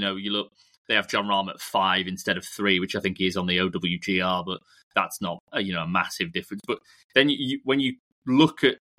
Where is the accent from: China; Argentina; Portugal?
Portugal; Yeah, I'm from Portugal, you're from Spain.